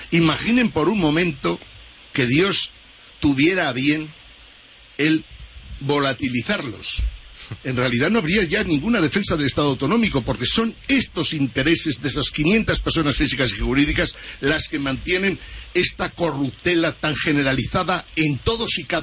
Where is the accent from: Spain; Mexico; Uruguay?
Spain; Aragon; como pasa en mi tierra, en Aragón